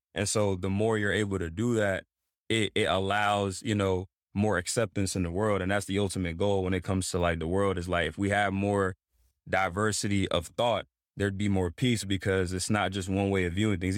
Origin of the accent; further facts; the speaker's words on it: Greensboro, North Carolina, United States; also born or lived in Togo; Pretty much grew up in Greensboro, North Carolina